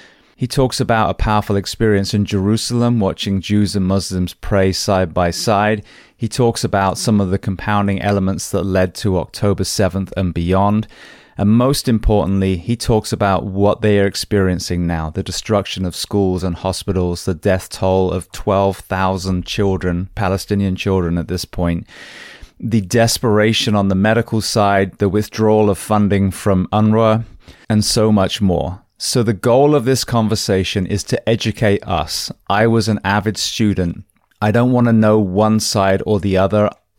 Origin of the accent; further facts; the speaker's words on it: England, United Kingdom; now in United States; I came from England. It was a pretty flawless transition, really. I'm not escaping, anything too sinister. I speak the language.